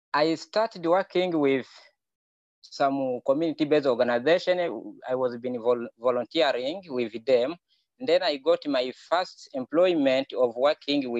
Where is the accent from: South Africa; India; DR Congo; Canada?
DR Congo; moved away as an adult; now in Kakuma, Kenya; I'm from Democratic Republic of Congo